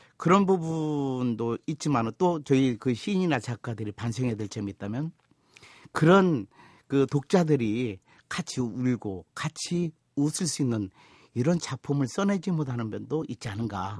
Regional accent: North Jeolla, South Korea; 제가 전라북도 출신입니다.

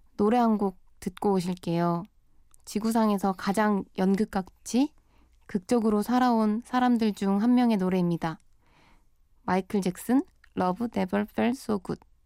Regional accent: Busan, South Korea; moved away as an adult; now in Seoul, South Korea; 저는 부산 출생이에요. 학교 때문에 스무 살부터 서울로 올라와서 자취 생활을 쭉 해오고 있답니다.

